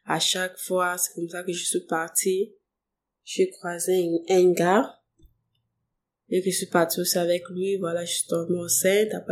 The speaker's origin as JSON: {"language": "French", "town": "Moanda", "region": "Haut-Ogooué", "country": "Gabon", "tie": "born or raised there", "said": "on a tellement déménagé, on était au Fumier, Mukaba, euh, Montagne 5."}